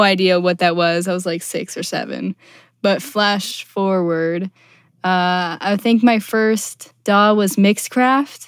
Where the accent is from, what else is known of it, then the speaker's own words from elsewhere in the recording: Buffalo, New York, United States; I'm originally from Buffalo, New York